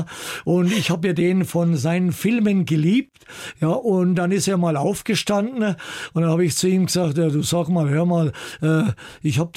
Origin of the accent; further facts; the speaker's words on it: Altdorf bei Nürnberg, Bavaria, Germany; In Altdorf bei Nürnberg, wo ich geboren bin, da hat es immer so einen kleinen Rangierbahnhof gegeben und meine Eltern, wir wohnten gleich in der Nähe